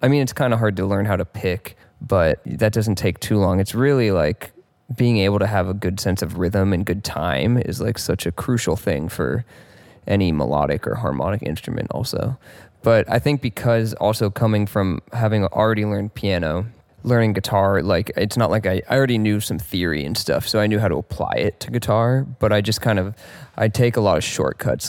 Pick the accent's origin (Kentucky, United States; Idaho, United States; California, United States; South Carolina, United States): California, United States; Mill Valley; Grew up in Mill Valley, California, which is, like, just north of San Francisco